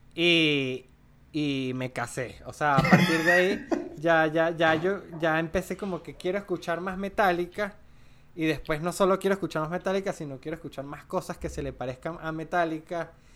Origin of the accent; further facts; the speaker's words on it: Mérida, Venezuela; moved away as an adult; now in Colombia; soy andino, soy de Mérida